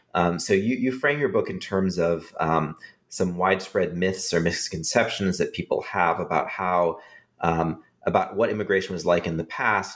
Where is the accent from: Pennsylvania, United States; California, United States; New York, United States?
California, United States; I grew up in California with a lot of uh, immigrant um, children in my classes